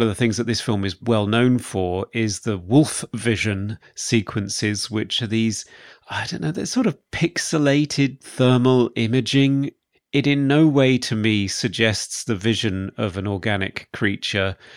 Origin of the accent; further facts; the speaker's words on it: United Kingdom; accent: British; my British accent